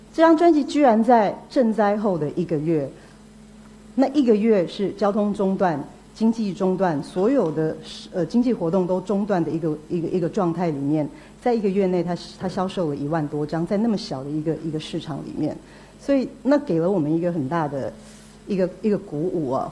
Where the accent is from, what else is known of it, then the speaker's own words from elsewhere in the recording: Taiwan; 我是台湾来的